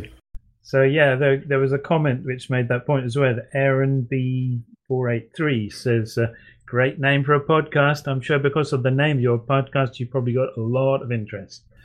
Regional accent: United Kingdom; I'm I'm British

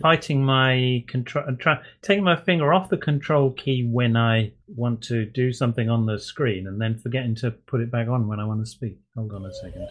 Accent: United Kingdom; I'm I'm British

